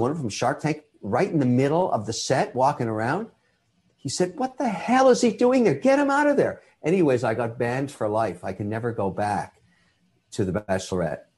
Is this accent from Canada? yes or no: yes; Canada; I'm a Canadian citizen. I'm also Irish